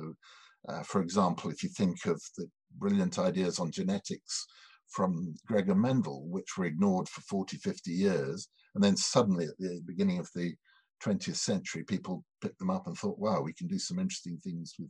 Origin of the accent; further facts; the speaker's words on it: Edinburgh, Scotland, United Kingdom; up in Edinburgh, which was my hometown